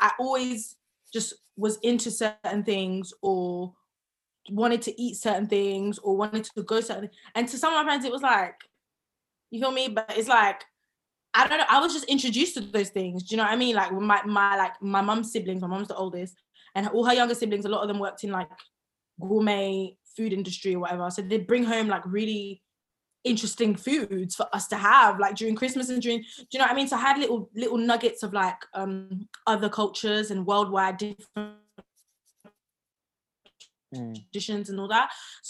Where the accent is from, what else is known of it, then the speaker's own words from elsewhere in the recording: London, United Kingdom; Southeast London. I'm a Southside babe, no matter